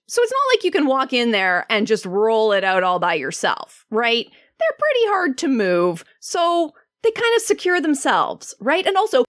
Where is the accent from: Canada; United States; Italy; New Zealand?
Canada; as a Canadian